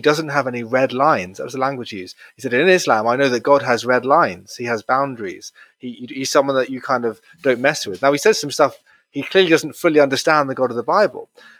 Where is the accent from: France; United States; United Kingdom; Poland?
United Kingdom; I said yes, and I wasn't just being British and agreeable